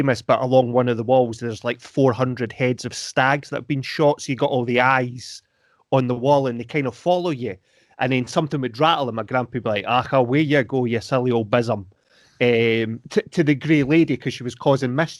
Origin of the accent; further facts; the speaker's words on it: Brodick, Scotland, United Kingdom; I grew up in Brodick Castle, a castle over on the Isle of Arran.